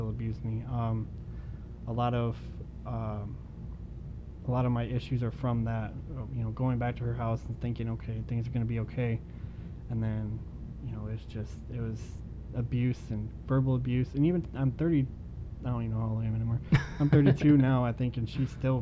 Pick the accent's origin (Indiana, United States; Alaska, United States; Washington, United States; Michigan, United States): Michigan, United States; Okemos; now in Ithaca, United States; I'm was born and raised in Okemos, Michigan